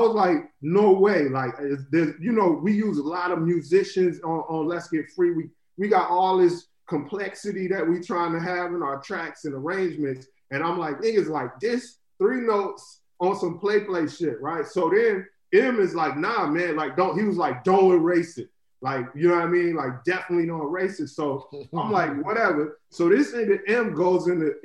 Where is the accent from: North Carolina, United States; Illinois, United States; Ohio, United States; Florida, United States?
Florida, United States; growing up in Florida